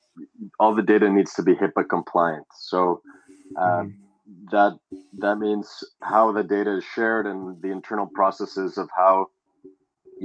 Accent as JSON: {"language": "English", "country": "Canada", "tie": "born or raised there", "said": "Growing up in Canada, we don't get much sun during the winter"}